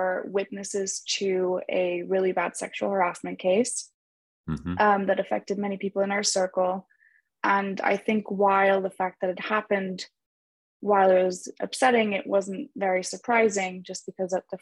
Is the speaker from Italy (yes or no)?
yes; Italy; moved away as an adult; also born or lived in Germany / Madrid, Spain; now in Los Angeles, United States; I grew up in Italy my whole life